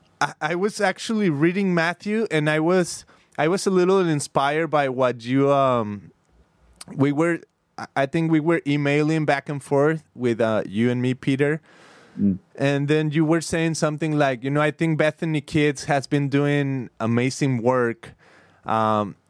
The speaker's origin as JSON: {"language": "English", "country": "Mexico", "moved": "as an adult", "lives_now": "California, United States", "said": "I'm from Mexico, but I'm here in California. I've been here for like the last 15 years"}